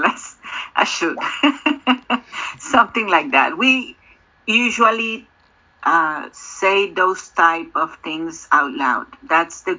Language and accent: English; Mexico; I'm from Mexico